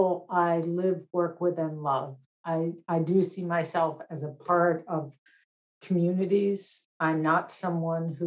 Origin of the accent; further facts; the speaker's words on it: Boston, Massachusetts, United States; I grew up in Boston